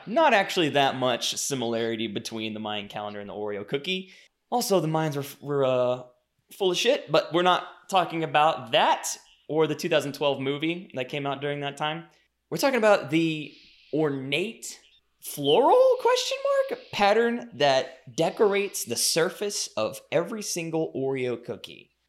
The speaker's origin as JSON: {"language": "English", "region": "Louisiana", "country": "United States", "tie": "born or raised there", "said": "I grew up in Louisiana"}